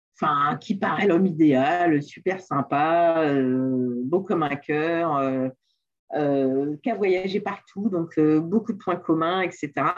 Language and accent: French; Le Mans, Pays de la Loire, France; moved away; also born or lived in South America / Antilles; je suis née au Mans, en France